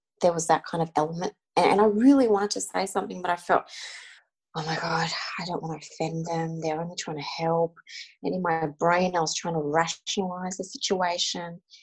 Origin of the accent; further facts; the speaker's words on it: Australia; being Australian born and growing up, you know, in the Australian school system